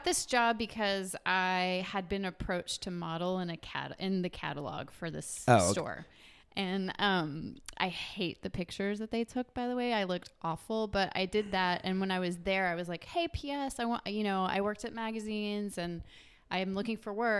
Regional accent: West Memphis, Arkansas, United States; also born or lived in Florida; I was born in Florida, lived in West Memphis, Arkansas

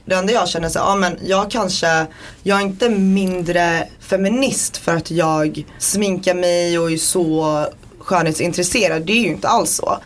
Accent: Borås, Västra Götaland, Sweden; also born or lived in Baluchistan; jag är född i Borås

